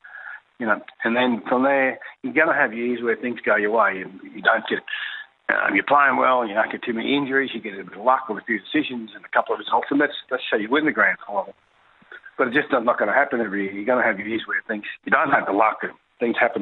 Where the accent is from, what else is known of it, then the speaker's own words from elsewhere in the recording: Queensland, Australia; you're a young kid growing up in Queensland in the 80s